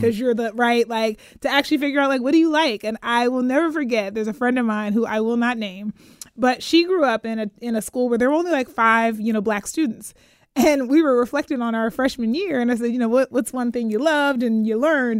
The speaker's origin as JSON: {"language": "English", "town": "Pittsburgh", "region": "Pennsylvania", "country": "United States", "tie": "born or raised there", "also_born_or_lived": "Atlanta / Ann Arbor", "moved": "as an adult", "lives_now": "Sacramento, United States", "said": "I'm from Pittsburgh, Pennsylvania originally"}